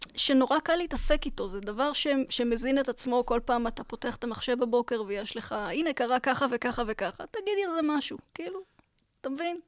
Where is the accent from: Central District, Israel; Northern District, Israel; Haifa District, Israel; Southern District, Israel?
Southern District, Israel; Beersheba; גדלתי בבאר שבע